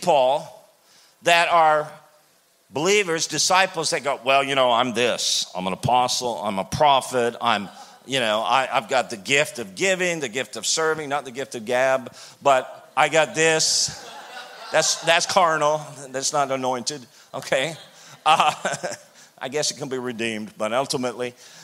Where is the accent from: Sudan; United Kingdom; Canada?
Canada; I'm from Canada